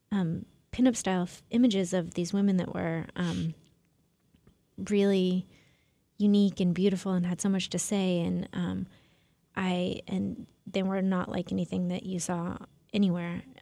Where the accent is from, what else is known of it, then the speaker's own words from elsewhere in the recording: Portland, Oregon, United States; moved away; I am from Portland. Oh, okay. Yeah, that's where I grew up.